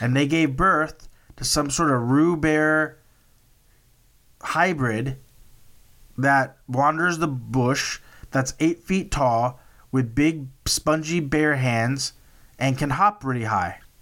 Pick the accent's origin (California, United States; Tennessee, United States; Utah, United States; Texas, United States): Texas, United States; I'm from Texas